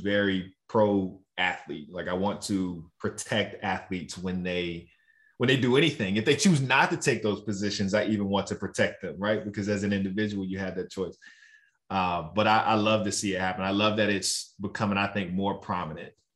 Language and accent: English; Roanoke, Virginia, United States; growing up in Roanoke, Virginia